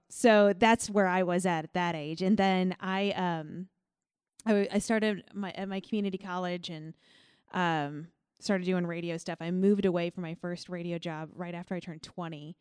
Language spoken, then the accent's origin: English; Millstot, Illinois, United States; moved away; I'm from Millstot, Illinois